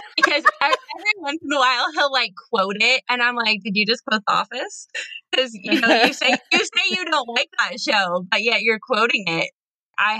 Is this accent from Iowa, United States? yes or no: yes; Burlington, Iowa, United States; Burlington, Iowa, which is my hometown